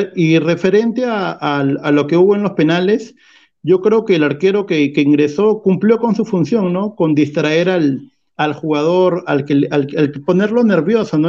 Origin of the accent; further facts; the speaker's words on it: Peru; como peruanos